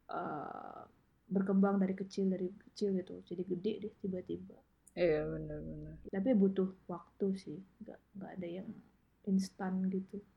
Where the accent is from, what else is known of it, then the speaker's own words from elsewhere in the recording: Medan, North Sumatra, Indonesia; also born or lived in Depok; now in United States; selama aku uh, pindah ya dari dari dari Medan ke Depok, hmm. Depok ke uh, ke Amerika